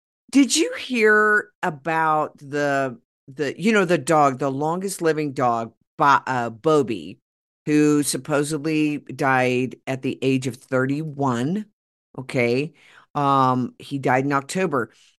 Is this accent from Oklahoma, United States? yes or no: yes; Oklahoma, United States; moved away; I grew up in Oklahoma